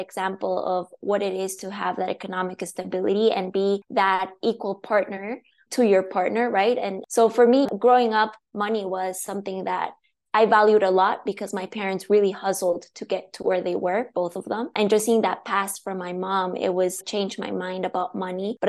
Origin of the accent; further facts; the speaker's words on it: La Paz, Bolivia; English is a second language; moved away as an adult; now in Seattle, United States; I was born and raised in Bolivia. I grew up there. So I moved to the US in 2013.